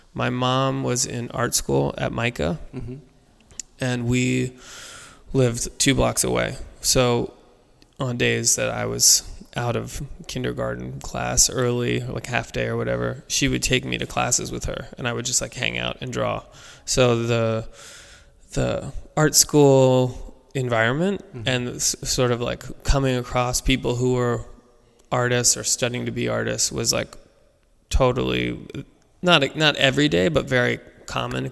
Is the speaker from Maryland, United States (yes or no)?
yes; Baltimore, Maryland, United States; I grew up in Baltimore